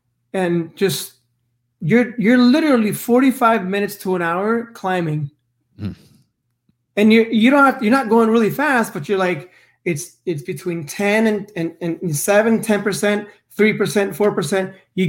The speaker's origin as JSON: {"language": "English", "region": "West Coast", "country": "United States", "said": "Because I am from the West Coast"}